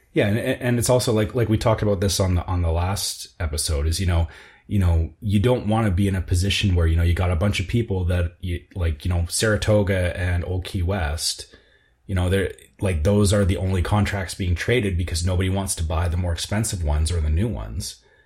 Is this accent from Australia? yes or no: no; Canada; as a Canadian